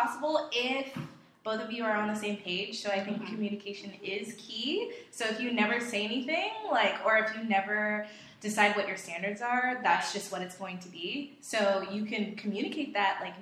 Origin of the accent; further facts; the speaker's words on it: Georgia, United States; moved away as an adult; also born or lived in Queens, New York; now in New York, United States; I was born in Queens, New York, but I was raised in Georgia.